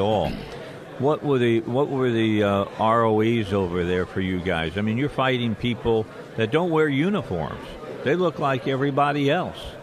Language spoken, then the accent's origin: English; Little Rock, Arkansas, United States; I'm from Little Rock, Arkansas